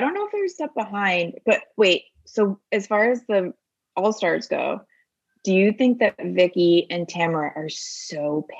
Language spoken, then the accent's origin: English; Bucks County, outside of Philadelphia, Pennsylvania, United States; moved away; I grew up in Bucks County, which is outside of Philadelphia. And everyone talks just like it.